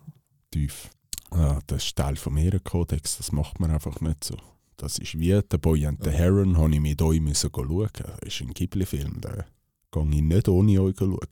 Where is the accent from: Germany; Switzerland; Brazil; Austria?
Switzerland; wir als Schweizer Bürger